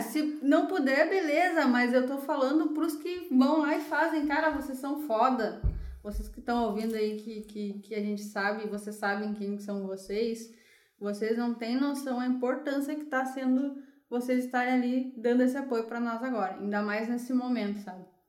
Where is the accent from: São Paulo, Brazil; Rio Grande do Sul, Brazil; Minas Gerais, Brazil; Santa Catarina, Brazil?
Rio Grande do Sul, Brazil; Gravataí and Caxias; also born or lived in Porto Alegre; Nasci em Porto Alegre, mas morei muito tempo uh, em Gravataí, Caxias